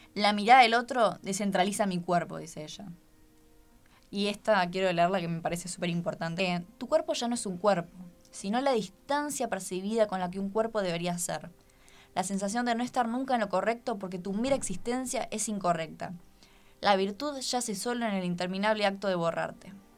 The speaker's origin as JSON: {"language": "Spanish", "country": "Argentina"}